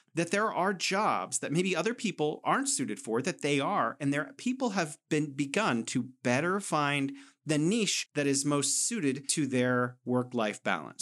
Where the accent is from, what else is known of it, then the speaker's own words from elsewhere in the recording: United States; I'm an American